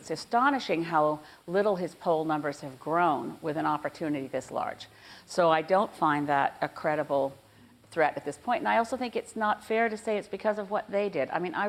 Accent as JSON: {"language": "English", "region": "British Columbia", "country": "Canada", "said": "We're both from British Columbia."}